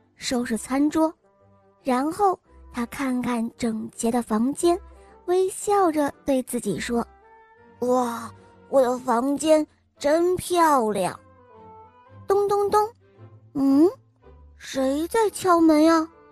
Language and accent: Chinese; Dalian, Liaoning, China; 我今年五岁了，我来自大连